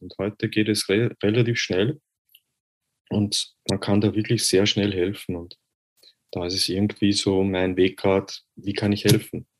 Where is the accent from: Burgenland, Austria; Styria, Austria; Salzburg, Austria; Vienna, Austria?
Vienna, Austria; Ich bin aus Österreich, aus Wien. Äh, ich hoffe, ihr könnt meinen Dialekt verstehen.